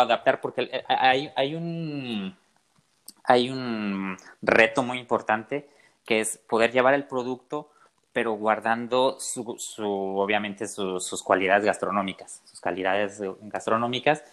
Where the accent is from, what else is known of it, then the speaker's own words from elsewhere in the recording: southern Jalisco, Mexico; yo soy del sur de Jalisco